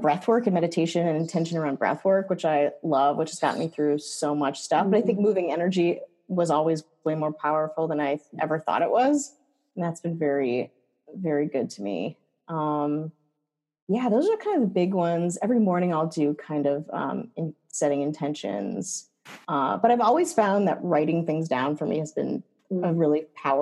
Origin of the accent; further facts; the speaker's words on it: rural Wisconsin, United States; I grew up in Wisconsin. Wisconsin, Jew in rural Wisconsin